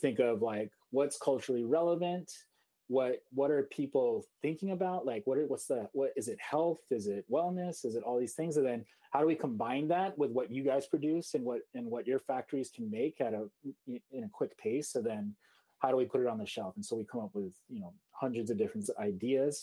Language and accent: English; Seoul, South Korea; now in New York City, United States; I grew up in Korea, in Seoul, and my father had a design agency in Seoul.